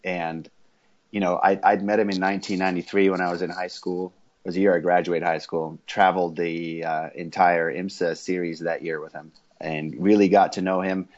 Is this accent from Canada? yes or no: no; South Africa; I was born in South Africa and grew up in a racing family there while my dad was racing